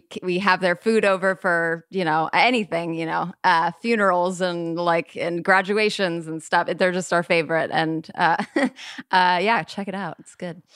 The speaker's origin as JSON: {"language": "English", "town": "Burbank", "region": "California", "country": "United States", "tie": "born or raised there", "said": "I was born and raised in Burbank, California."}